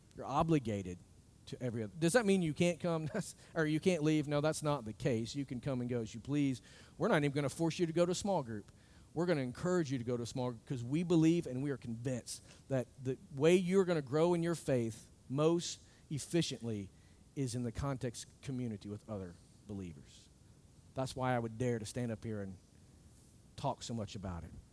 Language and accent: English; United States; I look as an American